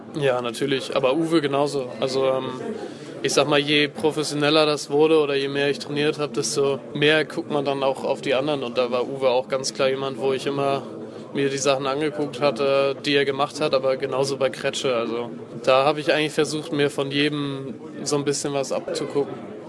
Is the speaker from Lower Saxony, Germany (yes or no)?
no; Kiel, Schleswig-Holstein, Germany; ich bin jetzt, glaube ich, der erste Kieler